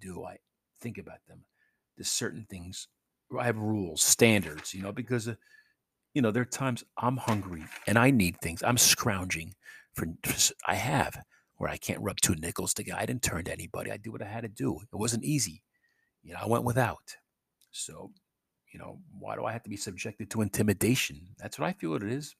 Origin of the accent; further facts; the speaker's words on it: New York City, New York, United States; moved away; I'm from New York City